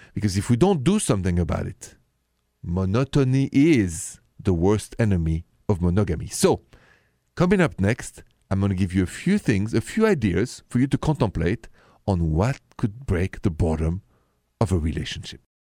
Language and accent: English; Paris, Île-de-France, France; accent: French; English is a second language; moved away as an adult; I am straight from Paris, but I've been here twenty years